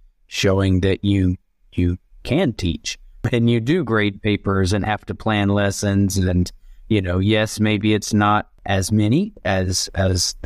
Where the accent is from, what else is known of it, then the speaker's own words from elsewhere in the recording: Georgia, United States; moved away as an adult; also born or lived in Beijing, China / Brazil / Vietnam / Congo; now in Indonesia; I'm originally from Georgia in the U.S.